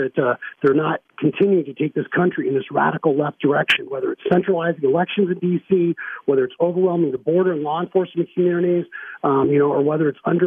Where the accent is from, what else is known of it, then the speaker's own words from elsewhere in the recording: Arizona, United States; I grew up in Arizona